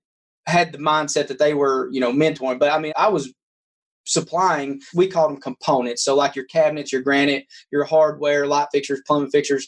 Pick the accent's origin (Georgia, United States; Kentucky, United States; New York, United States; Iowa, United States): Kentucky, United States; now in Knoxville, United States; I was raised in Kentucky on a 300-acre farm